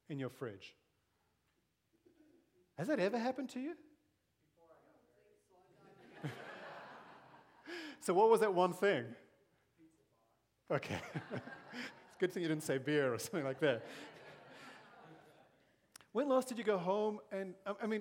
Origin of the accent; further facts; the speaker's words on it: South Africa; moved away as an adult; also born or lived in Zambia / Malawi / Mozambique; now in Grimes, United States; I grew up in South Africa, grew up under apartheid, and really was amongst the privileged because of my race.